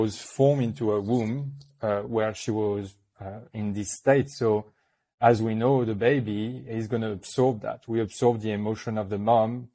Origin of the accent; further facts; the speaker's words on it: New Caledonia; accent: French; English is a second language; I was born in New Caledonia, which is a little French island in the Pacific